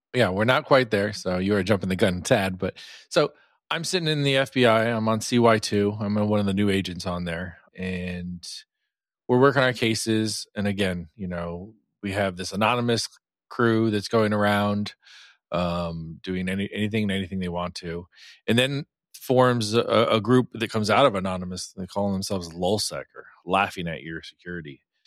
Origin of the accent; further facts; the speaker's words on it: Virginia, United States; I grew up in Virginia.